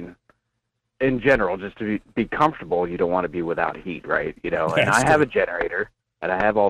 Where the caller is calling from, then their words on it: Homer, Alaska, United States; from Homer.